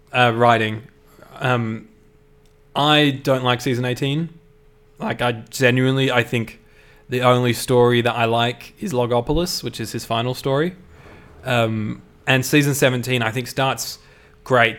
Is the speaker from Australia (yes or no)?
yes; Australia; I'm Australian